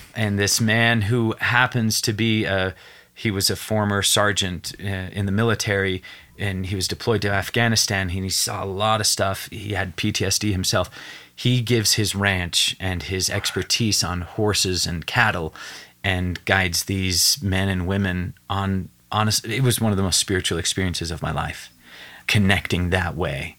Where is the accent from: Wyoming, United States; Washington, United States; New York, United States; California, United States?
Wyoming, United States; Evanston; I'm from Evanston, Wyoming